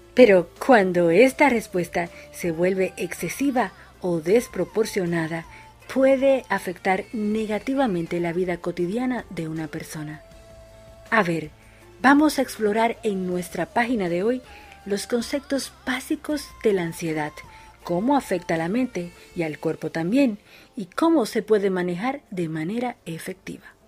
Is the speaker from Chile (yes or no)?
no; Dominican Republic; now in Argentina; una dominicana en Argentina